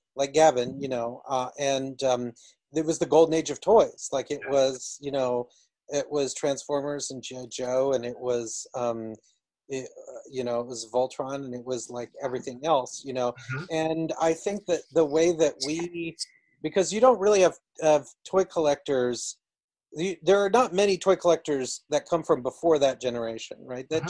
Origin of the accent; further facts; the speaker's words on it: Georgia, United States; I grew up in Georgia